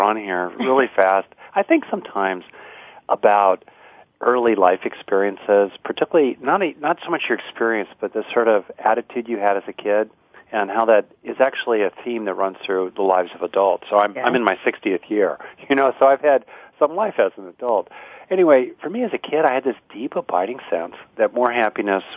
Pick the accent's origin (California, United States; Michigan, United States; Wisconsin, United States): California, United States; Southern; now in Bay Area, United States; Oh, Southern California